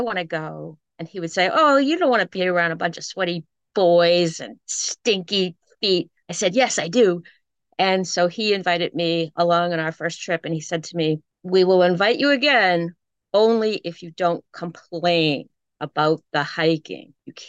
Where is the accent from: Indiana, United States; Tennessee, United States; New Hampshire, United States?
New Hampshire, United States; Southern; also born or lived in Nashua, New Hampshire; I know, we're all from Southern New Hampshire. And now here we are, different parts of the country, for sure.